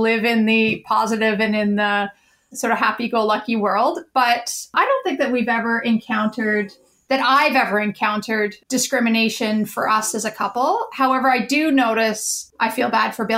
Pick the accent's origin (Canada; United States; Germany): Canada; Winnipeg, Manitoba; my hometown in Winnipeg